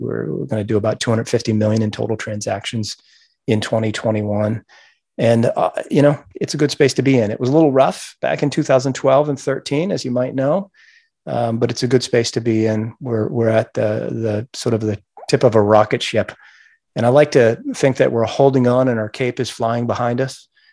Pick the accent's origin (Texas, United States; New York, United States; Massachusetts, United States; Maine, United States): Maine, United States; Gardiner; I grew up in Maine